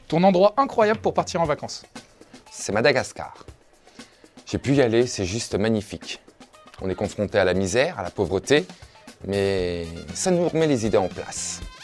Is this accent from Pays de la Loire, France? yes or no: yes; Le Mans, Pays de la Loire, France; je viens du Mans